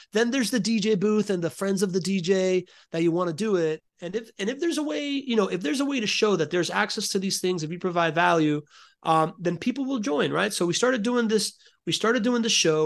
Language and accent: English; Miami, Florida, United States; I grew up in Miami in the nineties